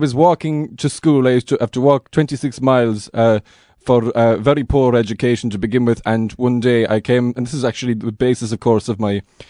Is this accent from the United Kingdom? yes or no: no; Connacht, Ireland; I was raised by wolves in Connemara